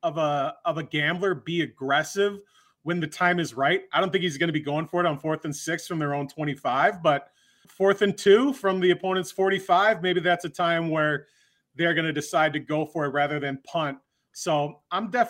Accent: Glen Ellyn, Illinois, United States; I'm from Glen Ellyn. He's a Glenbard West guy. I'm a Glenbard South guy.

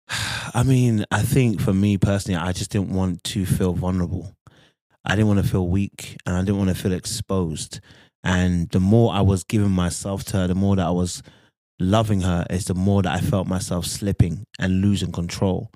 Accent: London, United Kingdom; now in Birmingham, United Kingdom; I grew up in London, but I'm in, currently in Birmingham

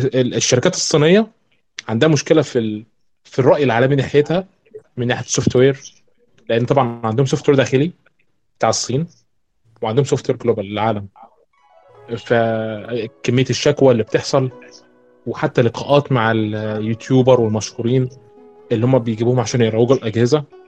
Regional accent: Egypt; من مصر

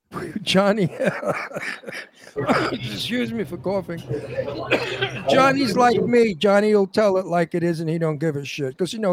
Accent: New York City, New York, United States; now in California, United States; I'm not a Californian. I never was. I never will be. The reason why the people out here like me is because I'm a Brooklyn guy.

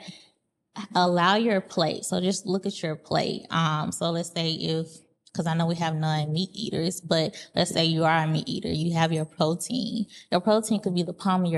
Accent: the South, United States; being from the South, we're big on holding on to those cultural things that we like to eat

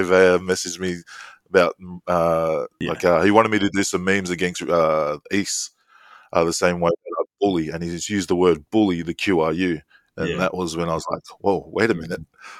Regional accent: Queensland, Australia; English is a second language; I think we're from Queensland

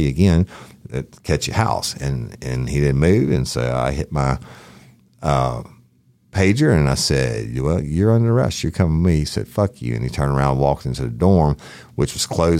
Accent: Clinton, Louisiana, United States; I was born and raised in Clinton when my grandfather was a judge

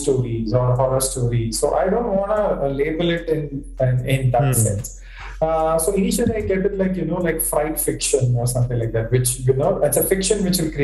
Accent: Chennai, Tamil Nadu, India; I was born and brought up in Chennai

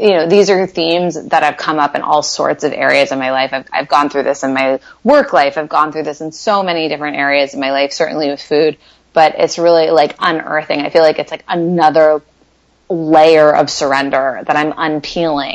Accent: New York City, New York, United States; now in West Coast, United States; I'm from New York

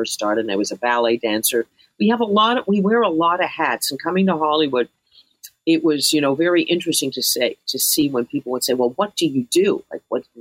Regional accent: Canada; moved away

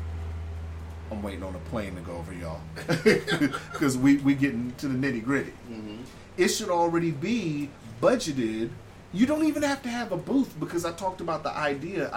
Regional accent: California, United States; now in Alaska, United States; born and raised in California and then living here

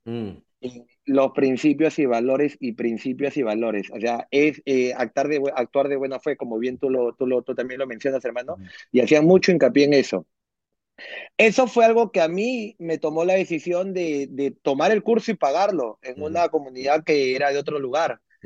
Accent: Peru; moved away as an adult; now in New Jersey, United States; soy peruano, eh, vivo aquí en Estados Unidos hace cinco años aprox, cinco años y medio. Eh, a los 28 años vine para acá.

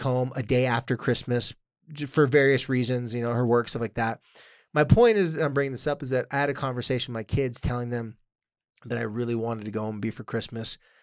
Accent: Carlsbad, California, United States; moved away; my hometown of Carlsbad

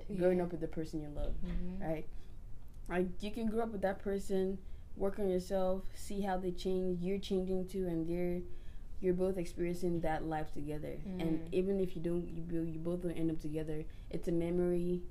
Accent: United States; growing up in America

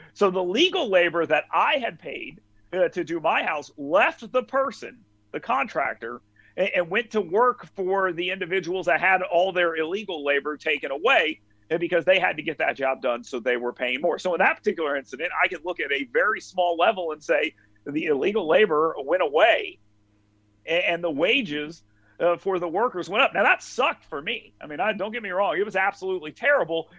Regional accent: North Alabama, United States; I'm from North Alabama.

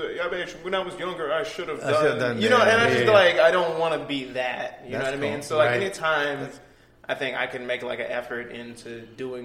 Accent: California Bay Area, United States; now in Phoenix, United States; I'm originally from California Bay Area.

